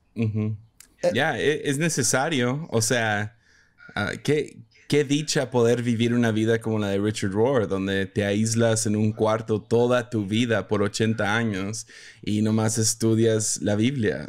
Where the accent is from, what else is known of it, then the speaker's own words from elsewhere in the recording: Mazatlán, Sinaloa, Mexico; now in Tepic, Mexico; crecí en Mazatlán, entonces ahí decíamos chilo